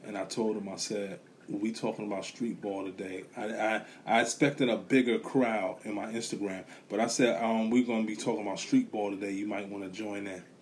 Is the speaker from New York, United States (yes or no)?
yes; New York City, New York, United States; Growing up in a neighborhood, you know, I'm from Brooklyn, Bushwick